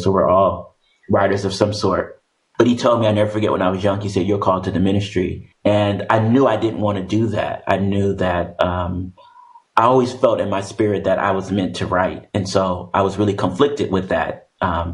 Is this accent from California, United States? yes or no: yes; Oakland, California, United States; I'm born and raised in Oakland, California